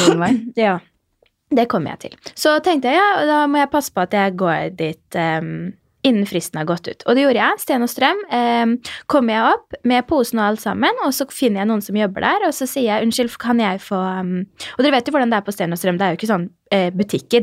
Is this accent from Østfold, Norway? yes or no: yes; Fredrikstad, Østfold, Norway; moved away; Jeg var hjemme i Fredrikstad